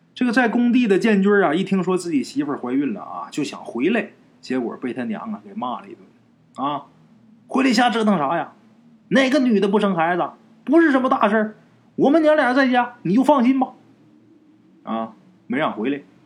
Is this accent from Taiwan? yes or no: no; Northeast China, China; 在我们东北老家，农村啊